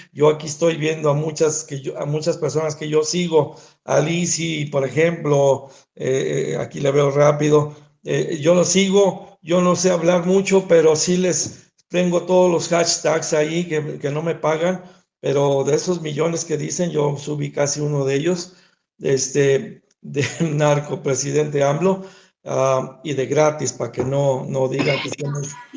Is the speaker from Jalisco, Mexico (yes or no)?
yes; Guadalajara, Jalisco, Mexico; also born or lived in Zapopan; soy de Guadalajara